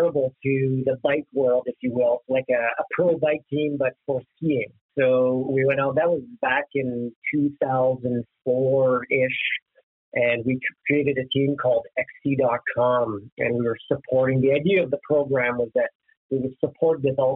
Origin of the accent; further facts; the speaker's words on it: Sarsfield, Ontario, Canada; originally I'm from the Ottawa area, a little small town, very agricultural town of Sarsfield in Ontario